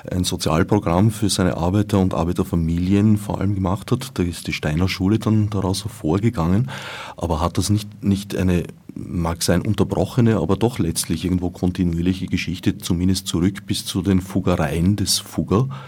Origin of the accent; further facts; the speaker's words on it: Vienna, Austria; Ich bin am Rand von Wien aufgewachsen, in einer Gegend, äh, die jetzt eine sehr reiche geworden ist in den letzten Jahren